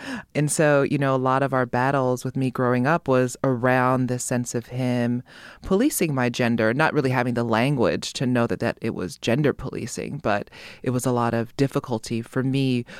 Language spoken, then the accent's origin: English; Hawaii, United States; I grew up in Hawaii